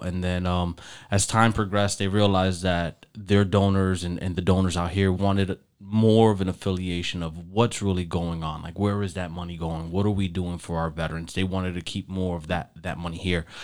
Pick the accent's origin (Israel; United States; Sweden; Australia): United States; Elizabeth, New Jersey; moved away as an adult; now in Florida, United States; I'm from Elizabeth